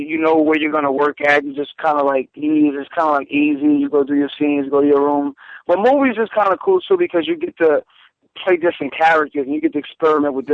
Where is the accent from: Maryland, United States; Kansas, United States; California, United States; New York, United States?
New York, United States; New York City; I'm Jamaica, Queens.